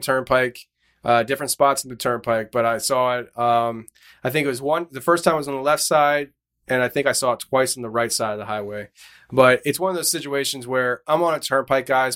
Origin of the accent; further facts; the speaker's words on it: Shoemakersville, Pennsylvania, United States; we're from Shoemakersville, Pennsylvania, small little town